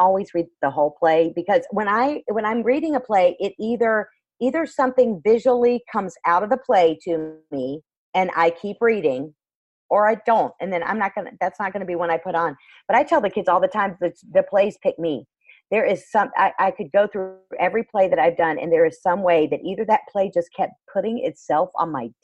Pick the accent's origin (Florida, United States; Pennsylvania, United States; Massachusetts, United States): Florida, United States; I'm still from Florida